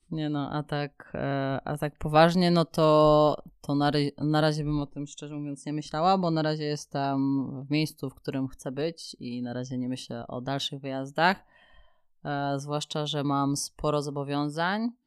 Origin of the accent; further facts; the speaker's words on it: Kielce, Świętokrzyskie Voivodeship, Poland; E, wiesz co, w ostatnich latach Kielce naprawdę bardzo się rozwijają. E, ja tam, mi się tam bardzo dobrze mieszkało.